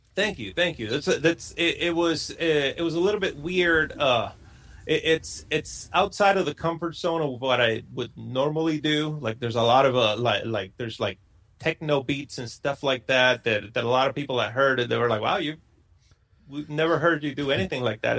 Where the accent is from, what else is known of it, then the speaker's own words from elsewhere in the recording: Puerto Rico; moved away as an adult; born and raised in Puerto Rico. I lived there till I was uh, 23 years old